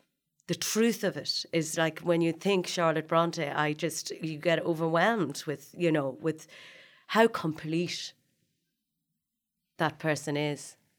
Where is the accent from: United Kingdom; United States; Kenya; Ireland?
Ireland; Dundalk, Leinster; I was from Dundalk and had played Snow White in The Seven Dwarfs.